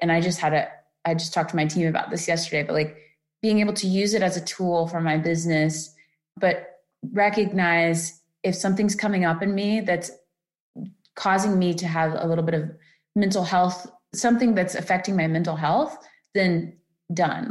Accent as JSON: {"language": "English", "region": "Florida", "country": "United States", "moved": "yes", "said": "I'm from Florida too, originally"}